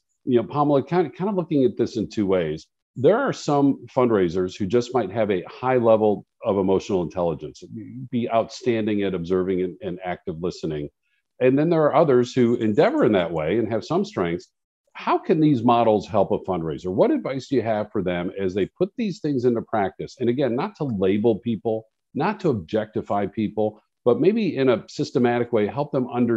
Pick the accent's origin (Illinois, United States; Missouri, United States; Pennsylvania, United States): Illinois, United States; Chicago; I grew up in Chicago